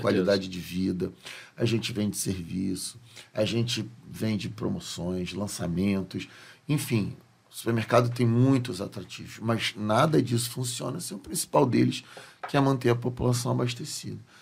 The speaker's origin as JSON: {"language": "Portuguese", "region": "Rio de Janeiro", "country": "Brazil", "tie": "born or raised there", "said": "o estado em que eu escolhi não nascer, né? Nascer não foi uma escolha. Uhum. Onde eu nasci, mas eu escolhi uhum. permanecer e criar os meus filhos"}